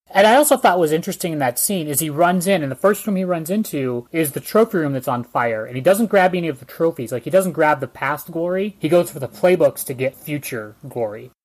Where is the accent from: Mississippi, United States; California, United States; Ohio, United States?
California, United States; Northern; for all of us in Northern California, when we grew up, we had Cal Worthington